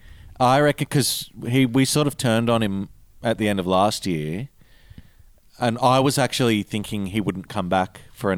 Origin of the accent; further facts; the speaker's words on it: New South Wales, Australia; also born or lived in Queensland; I was born in Queensland, grew up in New South Wales.